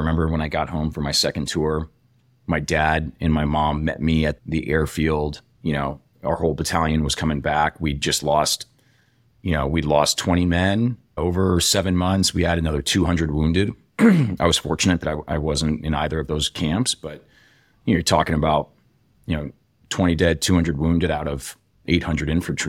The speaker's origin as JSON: {"language": "English", "region": "Iowa", "country": "United States", "tie": "born or raised there", "also_born_or_lived": "Nebraska / Texas / Europe / Illinois", "said": "So I was born in Nebraska. We moved to Texas. We lived in Europe for a few years, Illinois. We ended up settling in Iowa for junior high and high school for me"}